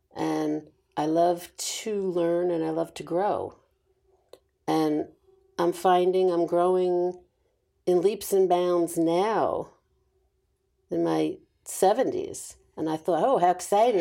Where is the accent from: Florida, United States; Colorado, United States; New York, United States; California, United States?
New York, United States; I was born and raised in New York